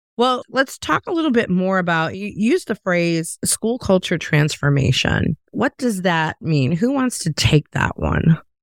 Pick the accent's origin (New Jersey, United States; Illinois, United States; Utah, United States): Illinois, United States; Chicago; also born or lived in the South (US); now in the South, United States; I'm from Chicago originally